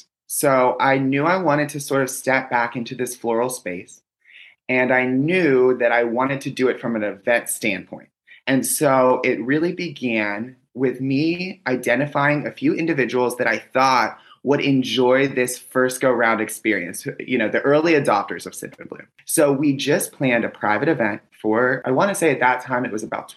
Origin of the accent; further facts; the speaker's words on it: Pittsburgh, Pennsylvania, United States; I grew up in Pittsburgh, Pennsylvania